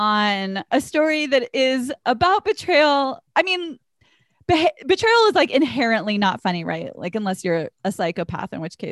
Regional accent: the South, United States; I'm from the South, so I give you permission.

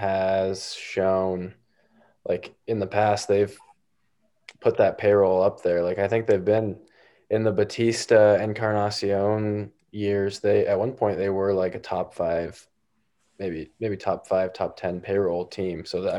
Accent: Boise, Idaho, United States; I'm from Boise also.

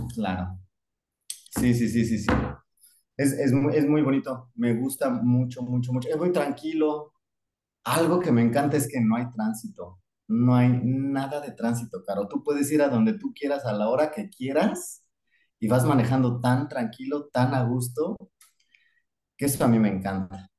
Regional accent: Mexico City, Mexico; moved away as an adult; now in Darwin, Australia; nazco en la Ciudad de México.

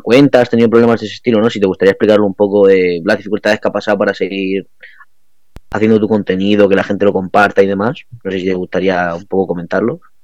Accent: Region of Murcia, Spain; la imagen que damos de, de la región en Murcia

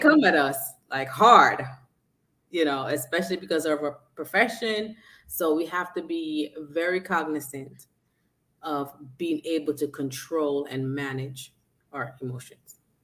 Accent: New York City, New York, United States; I'm from Brooklyn

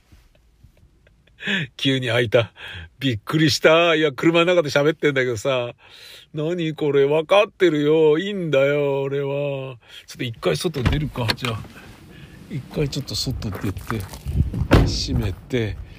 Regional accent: Tokyo, Japan; 都会で生まれて都会で育ってる

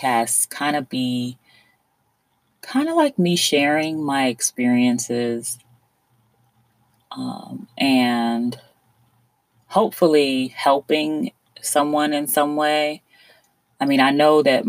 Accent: South Florida, United States; I was born and raised in South Florida

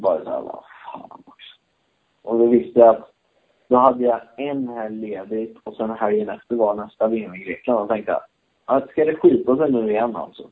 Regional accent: Sweden; now in Spain; när jag var på USM-nivå hemma i Sverige

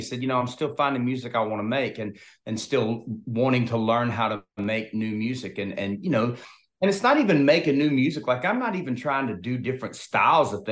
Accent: Opelika, Alabama, United States; moved away as an adult; also born or lived in Texas / Nashville; I'm from Opelika, Alabama, which I'm about 30 minutes from the Georgia state line.

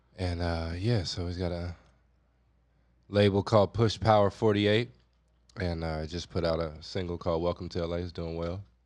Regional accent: Compton, California, United States; I grew up in Compton

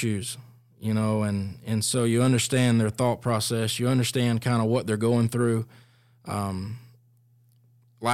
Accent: Fitzgerald, Georgia, United States; I'm from Fitzgerald, Georgia.

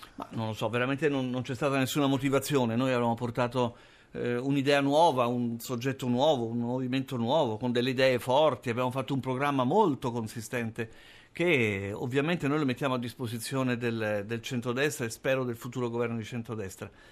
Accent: Rome, Lazio, Italy; moved away as an adult; also born or lived in Milan; sono italiano, sono romano, sono nato a Roma, ho vissuto, studiato, ho lavorato a Roma

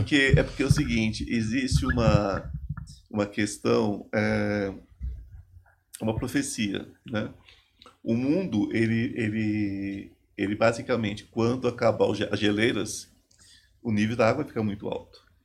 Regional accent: São Paulo, Brazil; eu sou paulista, sou aqui do interior, sou de São Paulo

